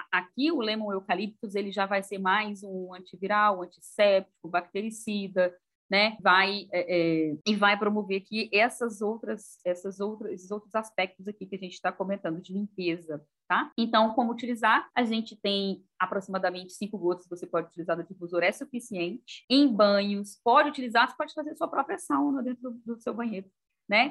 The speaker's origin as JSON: {"language": "Portuguese", "region": "Minas Gerais", "country": "Brazil", "said": "em Minas Gerais, né, de onde eu, é, eu, sou mineira"}